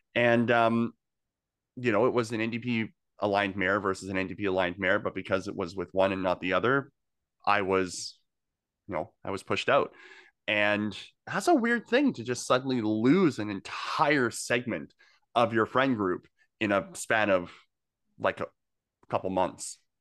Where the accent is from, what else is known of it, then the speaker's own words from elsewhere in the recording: Okanagan, British Columbia, Canada; moved away as an adult; now in Greater Victoria, Canada; I'm not from here. I've only been here for ten years. I came from the Okanagan originally